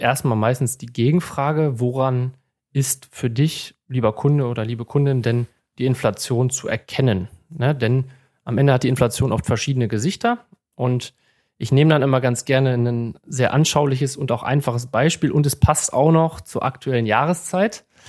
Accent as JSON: {"language": "German", "area": "Münsterland", "region": "North Rhine-Westphalia", "country": "Germany", "tie": "born or raised there", "moved": "as an adult", "lives_now": "Bochum, Germany", "said": "bin gebürtiger Münsterländer, habe dort auch meine Ausbildung zum Bankkaufmann"}